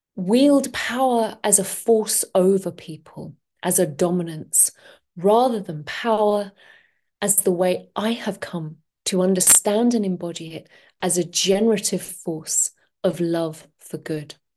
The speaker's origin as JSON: {"language": "English", "region": "London", "country": "United Kingdom", "moved": "yes", "said": "I'm from London originally, and I used to work in the corporate world"}